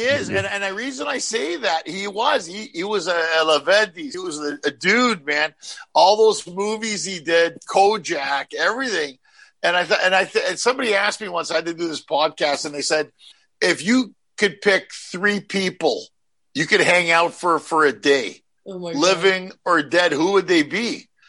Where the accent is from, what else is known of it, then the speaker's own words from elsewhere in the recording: Tulsa, Oklahoma, United States; I'm from Tulsa, Oklahoma.